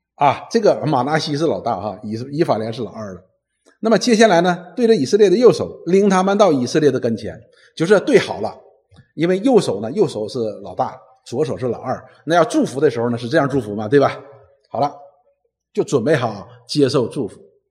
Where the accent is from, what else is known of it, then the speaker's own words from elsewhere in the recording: China; 我们中国人讲入土为安嘛